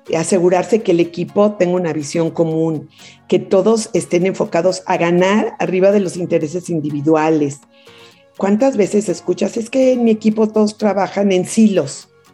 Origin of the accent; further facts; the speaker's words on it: Mexico City, Mexico; also born or lived in Kingston, Ontario, Canada; a los cuatro años ya me vine a México a la Ciudad de México y aquí fue donde crecí